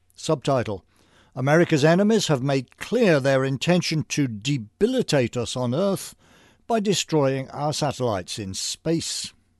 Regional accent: United Kingdom; moved away as an adult; now in United States; I was hired with a draft of a dozen or so other British programmers

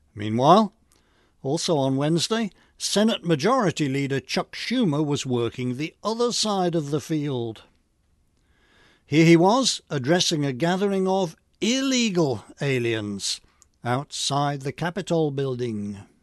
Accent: England, United Kingdom; moved away; I grew up in England before nineteen seventy-one

